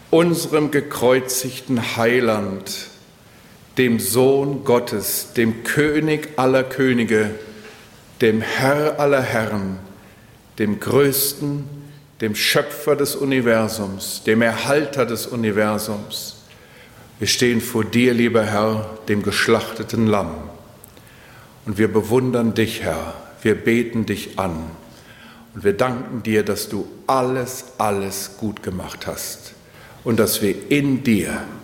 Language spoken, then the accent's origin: German; Steinbach, Germany; als ich in Steinbach in meinem Heimatort jemanden beerdigen musste